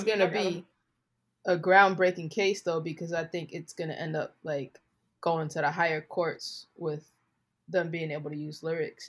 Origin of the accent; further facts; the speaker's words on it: New York, United States; I'm from New York, where the mob lives.